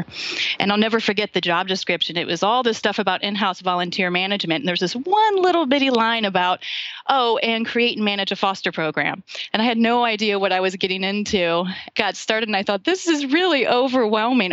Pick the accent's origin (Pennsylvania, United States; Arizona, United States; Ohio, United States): Ohio, United States; moved away as an adult; also born or lived in DC area; now in Washington, D.C. area, United States; I'm from Ohio originally